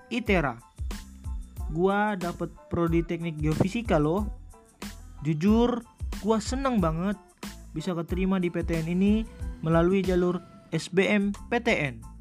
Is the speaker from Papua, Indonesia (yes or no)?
no; Jakarta, Indonesia; born there; also born or lived in North Sumatra; Asal dari Sumatera Utara, gua lahir di Jakarta 1 November 2002 umur gue sekarang 18 tahun